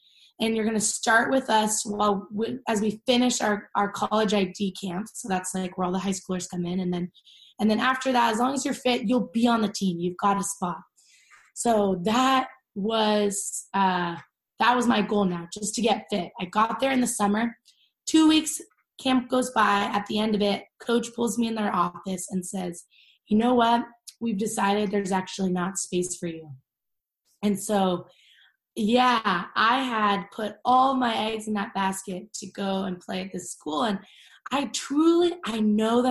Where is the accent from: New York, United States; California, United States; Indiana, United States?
California, United States; Orange County; I grew up in Orange County, California.